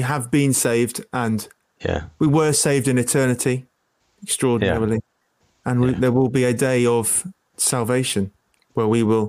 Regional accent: Isle of Wight, South East England, United Kingdom; moved away as an adult; also born or lived in Sheffield; now in Wakefield, United Kingdom; I grew up on the Isle of Wight, and I, in the grace of God, became a Christian on the Isle of Wight

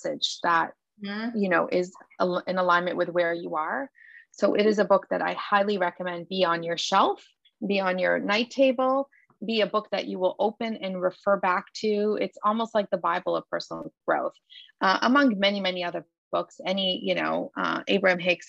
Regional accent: Lebanon; moved away; I grew up in Lebanon

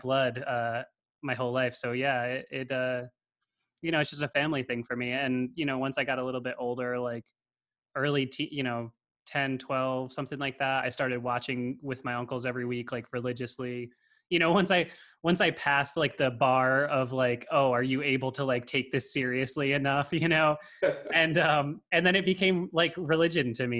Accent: Connecticut, United States; I grew up in Connecticut, and I have a big Italian family

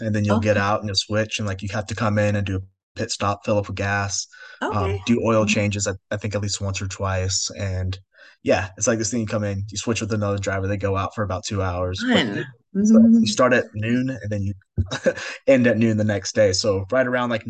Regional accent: California, United States; we grew up in California

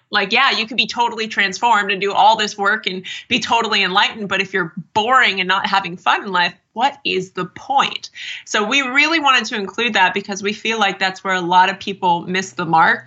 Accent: Erie, Pennsylvania, United States; also born or lived in New York; now in California, United States; Erie, Pennsylvania, if I stayed on the life path of most people from my hometown

